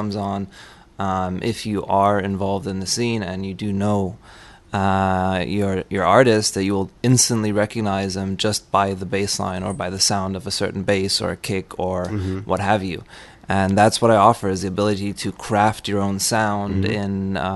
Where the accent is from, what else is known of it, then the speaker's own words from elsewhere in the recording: Munich, Bavaria, Germany; moved away as an adult; also born or lived in New York / Spain; now in California, United States; I was born in New York, but I was raised in Germany by a very German father